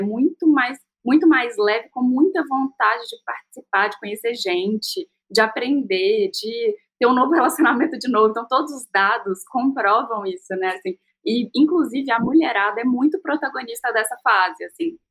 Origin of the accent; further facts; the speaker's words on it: Minas Gerais, Brazil; eu sou mineira, empreendedora